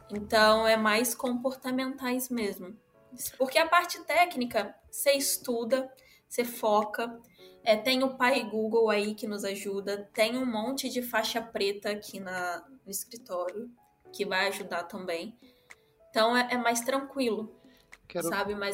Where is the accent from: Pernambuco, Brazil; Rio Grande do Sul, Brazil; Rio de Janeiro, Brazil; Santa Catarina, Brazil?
Rio de Janeiro, Brazil; eu venho do Rio, então lá é um é totalmente diferente daqui.